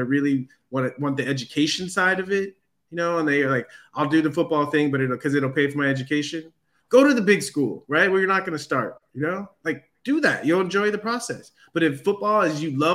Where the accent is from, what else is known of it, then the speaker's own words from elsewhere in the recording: San Diego, California, United States; moved away as an adult; also born or lived in Texas; I grew up in San Diego